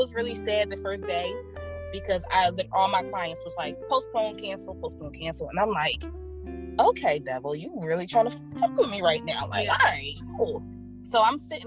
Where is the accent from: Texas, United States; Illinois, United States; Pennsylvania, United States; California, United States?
Pennsylvania, United States; Philadelphia; We're from South Philly and Southwest